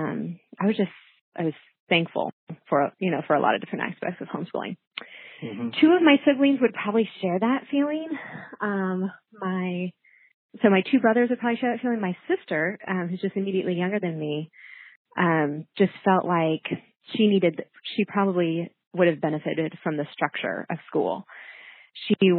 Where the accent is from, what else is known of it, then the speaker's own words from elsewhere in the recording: Kansas City, Missouri, United States; moved away as an adult; also born or lived in Florida; now in St. Louis, United States; I grew up in Kansas City, Missouri side, with three siblings.